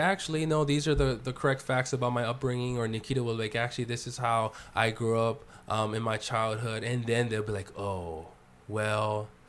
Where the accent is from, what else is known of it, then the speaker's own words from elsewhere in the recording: Hawaii, United States; Actually, I grew up in poverty. Actually, I grew up in one of the poorest parts of Hawaii. Actually, my parents are immigrants, and they struggled, and they went bankrupt.